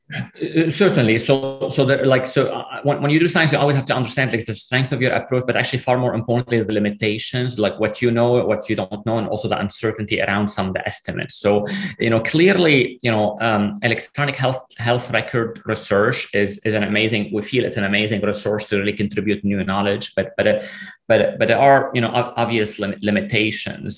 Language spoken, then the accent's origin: English; Lebanon; moved away; I came from Lebanon, you know, from a sort of a, a country, there's a war. I mean, I grew up in the middle of the civil war